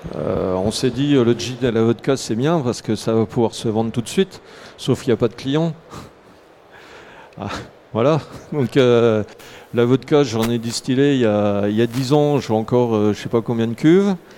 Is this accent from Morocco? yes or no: no; Jura, Bourgogne-Franche-Comté, France; je suis originaire du Jura